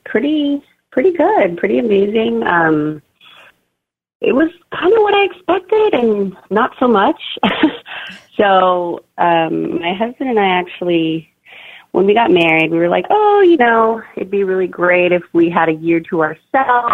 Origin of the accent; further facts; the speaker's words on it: Bay Area, California, United States; I grew up in the Bay Area. Right now, my husband and I live in Castro Valley